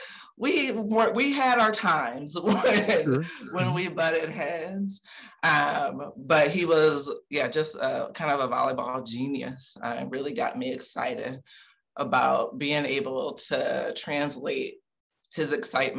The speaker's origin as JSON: {"language": "English", "town": "Lansing", "region": "Michigan", "country": "United States", "said": "So I'm from Lansing, Michigan, right in the middle of the palm of that mitten"}